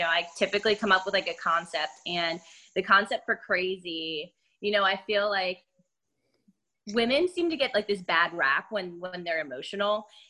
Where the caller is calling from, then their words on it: Philadelphia, Pennsylvania, United States; I'm in Philly.